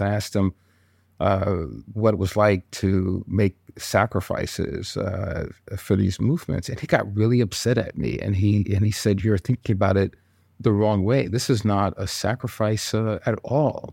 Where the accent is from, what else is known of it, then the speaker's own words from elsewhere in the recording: New York, United States; also born or lived in Congo; I grew up in New York with my six siblings